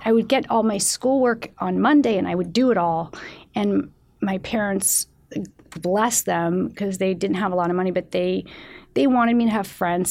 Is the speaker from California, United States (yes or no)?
yes; San Francisco, California, United States; also born or lived in Mendocino, California / Petaluma, California; I grew up in San Francisco